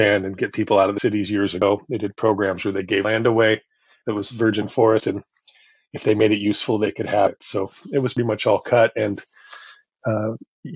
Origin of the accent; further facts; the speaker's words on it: Oregon, United States; moved away as an adult; now in Costa Rica; I come from Oregon. I come from a place where, as I grew up in the 70s and 80s, I felt surrounded by nature